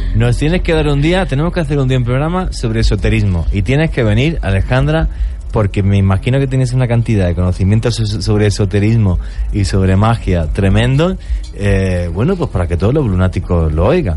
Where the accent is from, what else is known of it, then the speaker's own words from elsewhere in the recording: Spain; moved away; España, en mi país